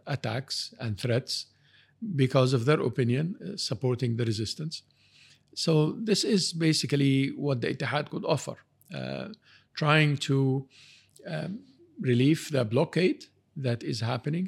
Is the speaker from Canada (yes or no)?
yes; Canada; I'm, I'm from Canada.